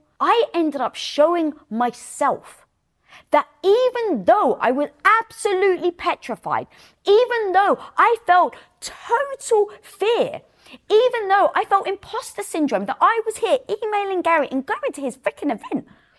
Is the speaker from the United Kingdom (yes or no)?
yes; United Kingdom; And being British